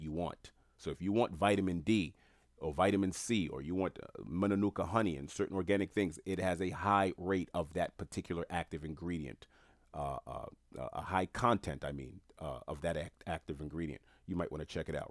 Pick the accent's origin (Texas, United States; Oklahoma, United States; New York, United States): New York, United States; New York City; I'm Haitian American, born and raised in New York City.